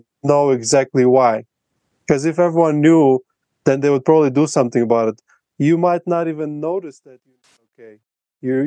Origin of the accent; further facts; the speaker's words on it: Latvia; first language Russian; English is a second language; now in Colombia; my native language is Russian, in Latvia we speak both Russian and Latvian